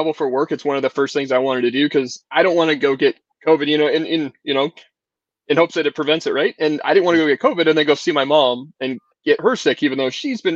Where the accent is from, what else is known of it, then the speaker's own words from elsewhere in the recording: Kansas City, United States; now in Arizona, United States; I'm born in Kansas City